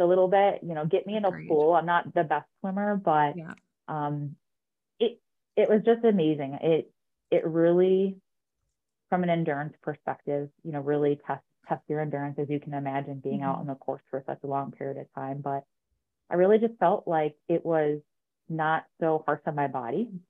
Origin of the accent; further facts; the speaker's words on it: Utica, New York, United States; I grew up in Utica, New York